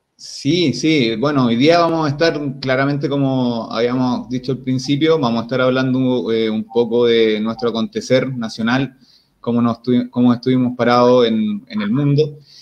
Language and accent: Spanish; Chile; Para nosotros como, como territorio chileno